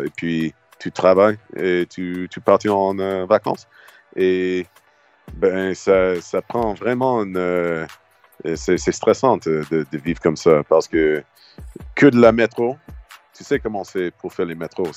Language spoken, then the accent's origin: French; Halifax, Nova Scotia, Canada; French is a second language; moved away as an adult; also born or lived in Montreal; j'ai déménagé à Montréal quand j'avais 18 ans. J'ai quitté Halifax.